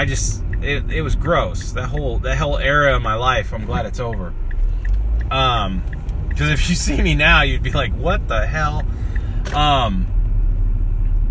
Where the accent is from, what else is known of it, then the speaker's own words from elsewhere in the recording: Kansas, United States; moved away; also born or lived in northern Minnesota; I'm from Kansas, and we call it casserole